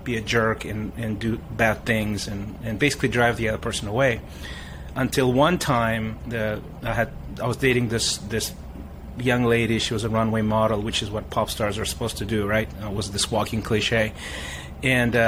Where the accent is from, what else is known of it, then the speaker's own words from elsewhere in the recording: Russia; moved away; also born or lived in Africa; We moved from Africa back to the Soviet Union, which is where my mom is from